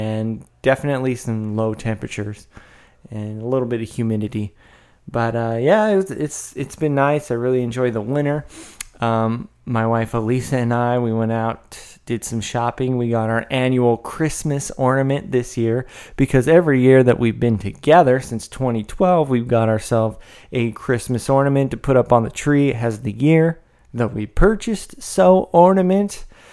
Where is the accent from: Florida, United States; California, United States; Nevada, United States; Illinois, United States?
California, United States; Northern; I'm from Northern California.